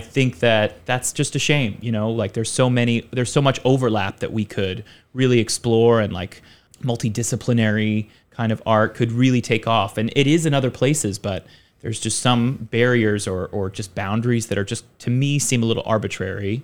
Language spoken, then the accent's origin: English; Richmond, Virginia, United States; moved away as an adult; now in Taipei, Taiwan; I'm from Richmond, Virginia, which is actually a pretty, like, there's a lot of film work happening there